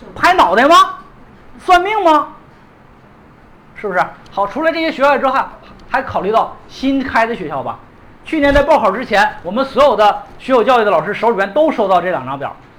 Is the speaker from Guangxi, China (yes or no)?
no; Liaoning, China; moved away; 辽宁师范大学，我老家里的学校，但大连辽宁师范大学